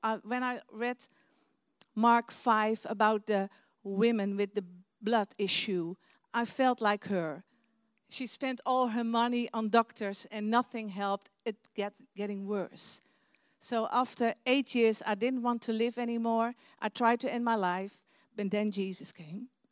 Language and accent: English; Netherlands; English is a second language; we're from Holland